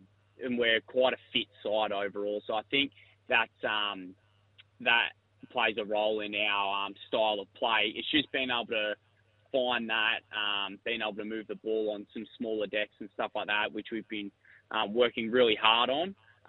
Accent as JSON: {"language": "English", "town": "Queanbeyan", "region": "New South Wales", "country": "Australia", "moved": "as an adult", "lives_now": "Adelaide, Australia", "said": "I'm from Queanbeyan in New South Wales. It's just outside of Canberra. So I moved here in 2021 to play Sanford footy. So yeah, not South Australian."}